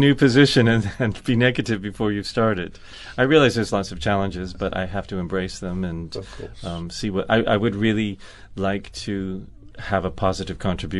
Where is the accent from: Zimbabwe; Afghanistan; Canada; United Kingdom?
Canada; That is my home country, yes.